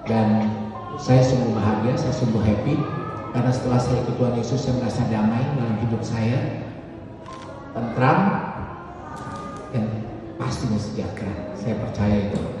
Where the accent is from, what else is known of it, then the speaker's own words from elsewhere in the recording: Serang, Banten, Indonesia; Ya awalnya saya ini dari Serang saya muslim papa mama saya hidup semua keluarga kami keluarga besar